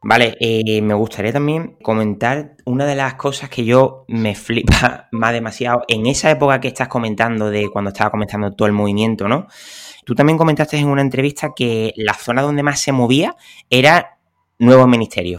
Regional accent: Cádiz, Andalusia, Spain; yo que soy de Cádiz

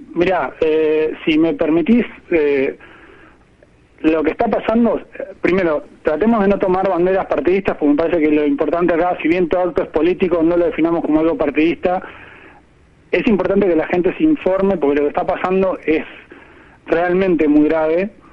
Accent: Dolores, Buenos Aires Province, Argentina; yo crecí en Dolores, que es un pueblo a 200 kilómetros de capital, nací en capital, pero crecí en Dolores.

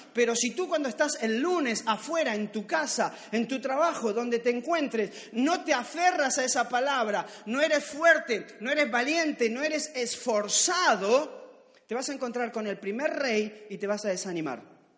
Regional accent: Argentina; accent: Argentine; me salió argentino

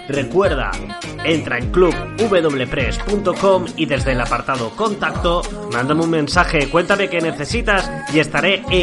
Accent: Jaén, Andalusia, Spain; accent: Madrid; now in Madrid, Spain; yo tengo muy, muy mucho acento madrileño, pero en realidad soy andaluz, soy de Jaén. Pasa que llevo, ah. llevo tantos ah. años aquí

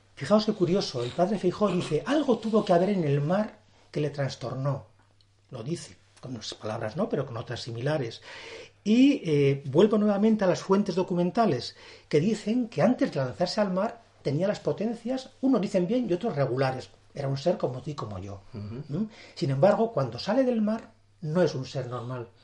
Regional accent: Burgos, Castile and León, Spain; yo soy un hombre de la meseta. Eh, hay que reconocerlo, soy, yo nací en Burgos

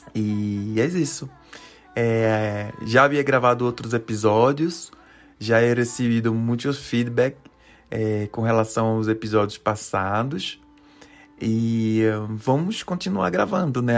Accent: Recife, Pernambuco, Brazil; moved away as an adult; now in Mexico; Sou natural de Recife, que é uma cidade que está na região nordeste do Brasil.

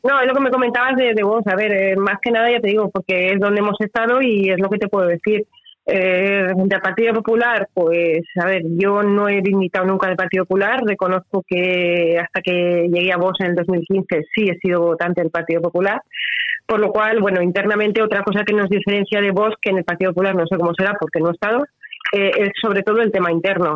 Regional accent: Alicante, Valencian Community, Spain; now in Altea, Spain; yo vivo realmente en Altea, soy de Alicante

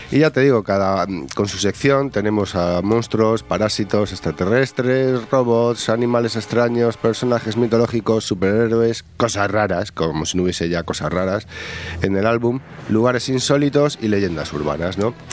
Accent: Cuenca, Castilla-La Mancha, Spain; yo soy de Cuenca

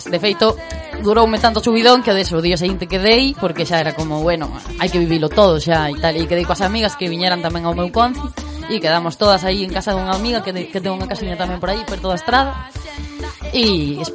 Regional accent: Vigo, Galicia, Spain; eu son de Vigo e na cidade de Vigo é outra cousa

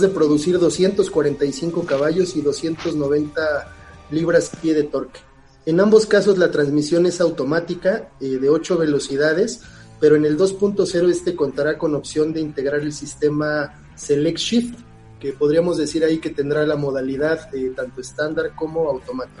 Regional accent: Mexico; aquí en, nuestro país

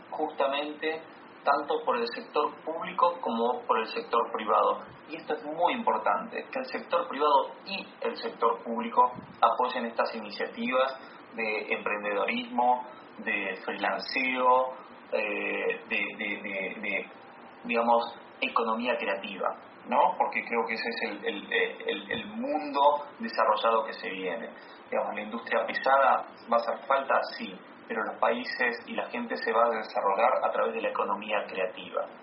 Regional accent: Argentina; yo soy argentino, soy latinoamericano y, muy orgulloso de eso.

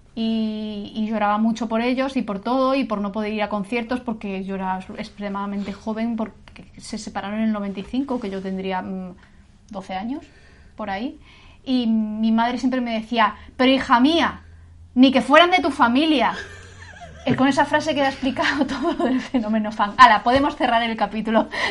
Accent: Castilla-La Mancha, Spain; moved away as an adult; now in Granada, Spain; yo soy manchega de nacimiento, sí que es verdad que soy un poco granadina de adopción porque llevo aquí viviendo 19 años casi

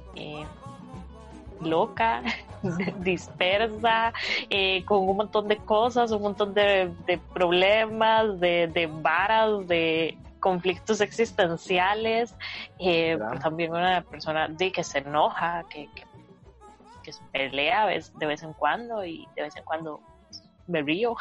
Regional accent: Costa Rica; soy de acá de Costa Rica

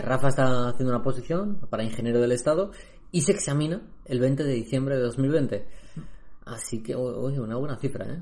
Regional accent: Spain; en España, tío, que hemos vivido en una dictadura pues durante décadas

